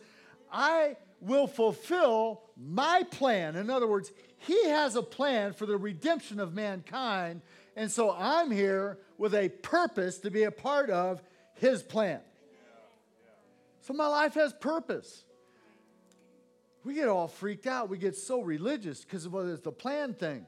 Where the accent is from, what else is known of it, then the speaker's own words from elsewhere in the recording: Santa Cruz, California, United States; I grew up in Santa Cruz, California, on the coast